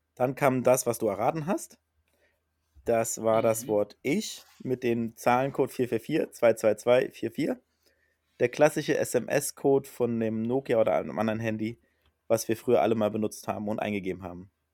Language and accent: German; Berlin, Germany; now in Hamburg, Germany; aus meiner alten Heimat, aus Berlin